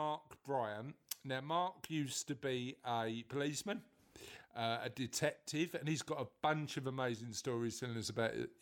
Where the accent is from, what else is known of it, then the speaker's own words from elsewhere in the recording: Kennington, London, United Kingdom; moved away; I'm from Kennington originally.